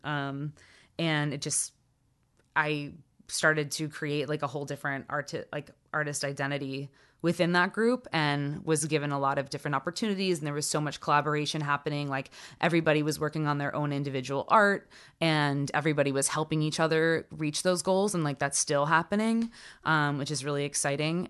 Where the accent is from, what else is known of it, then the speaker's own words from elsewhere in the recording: South Carolina, United States; I'm from South Carolina